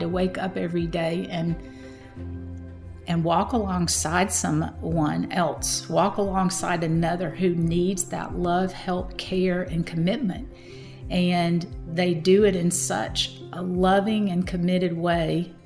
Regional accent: Madison, Georgia, United States; accent: Southern; I was raised in Madison, Georgia. My mother still lives in the home that I was raised in as a kindergartner on up

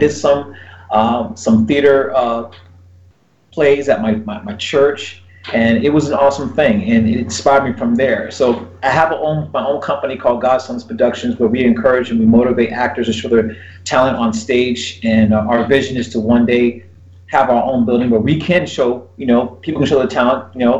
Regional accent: Fort Lauderdale, Florida, United States; also born or lived in Brooklyn; I didn't live in Brooklyn, you know. I was there when I was a child, but I was raised here in Fort Lauderdale, Florida.

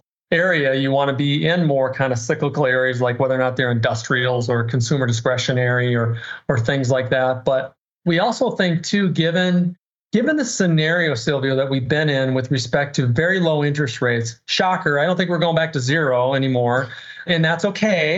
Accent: Minnesota, United States; I'm just a common sense kid born and raised in Minnesota

